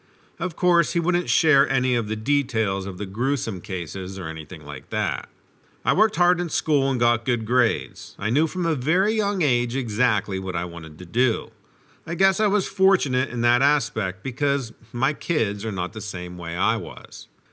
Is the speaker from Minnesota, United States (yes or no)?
no; Brooklyn, New York, United States; Also, growing up in Brooklyn kind of gives you a little bit of a different perspective on life.